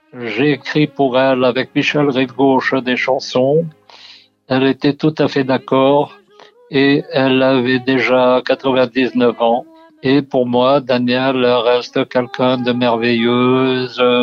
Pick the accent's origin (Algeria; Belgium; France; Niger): Algeria; Algiers, Algiers Province; Je suis né à Alger et il y avait euh, deux cinémas dans mon quartier.